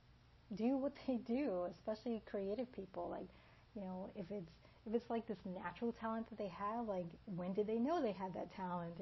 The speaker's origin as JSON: {"language": "English", "town": "Elizabeth", "region": "New Jersey", "country": "United States", "tie": "born or raised there", "also_born_or_lived": "Washington, D.C. / Washington State / North Carolina / Georgia", "moved": "yes", "lives_now": "Sarasota, United States", "said": "I was born in Washington, D.C., but I grew up in Elizabeth, New Jersey"}